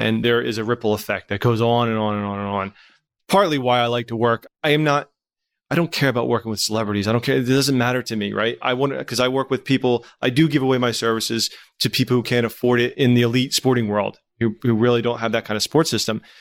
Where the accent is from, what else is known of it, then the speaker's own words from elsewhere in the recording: Trenton, New Jersey, United States; growing up in Trenton